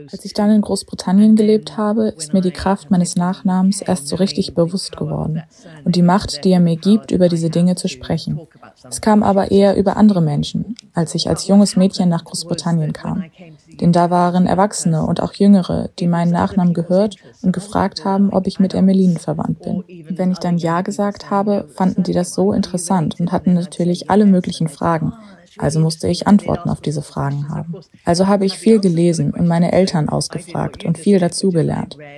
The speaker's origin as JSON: {"language": "German", "country": "Ethiopia", "tie": "born or raised there", "said": "Aber ich bin in Äthiopien aufgewachsen und das hat mich auch sehr beeinflusst."}